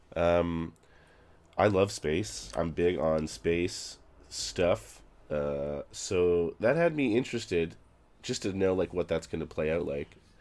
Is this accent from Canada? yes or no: yes; Canada; now in Toronto, Canada; I'm a Canadian, yes.